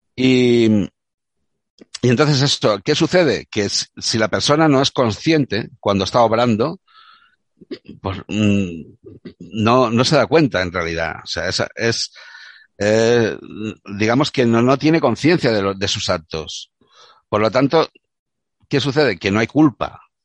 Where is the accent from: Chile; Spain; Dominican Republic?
Spain; Córdoba, Andalusia; moved away; also born or lived in Catalonia; yo soy catalán de Córdoba, ya te expliqué. Entonces, mm, mi carácter andaluz